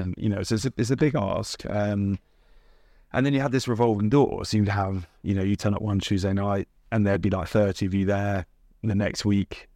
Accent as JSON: {"language": "English", "town": "Watford", "region": "East of England", "country": "United Kingdom", "tie": "born or raised there", "said": "I was in Hertfordshire, I played for Hertfordshire, so I'm, I'm, I'm, I was born in Watford."}